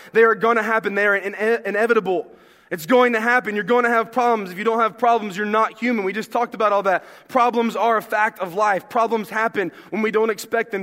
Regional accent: the South, United States; I'm from the South

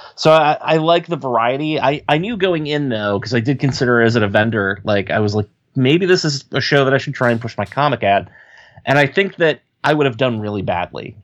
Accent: Ohio, United States; accent: Ohio; I still have my Ohio accent

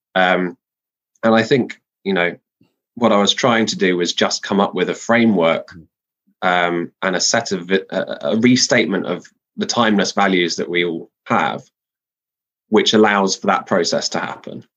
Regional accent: London, United Kingdom; I'm a Londoner by background

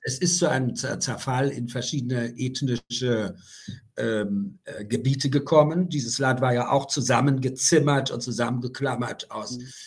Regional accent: Germany; moved away; bin ich aus der DDR rausgekommen

